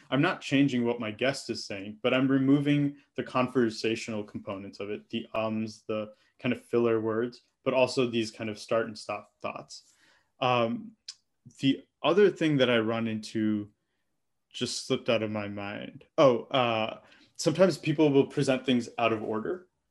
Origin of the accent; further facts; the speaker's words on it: Michigan, United States; me having grown up in a Telugu household as an Indian American